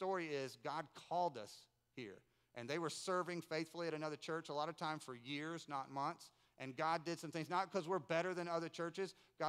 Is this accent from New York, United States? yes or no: no; Winston-Salem, North Carolina, United States; We grew up in Winston-Salem, North Carolina.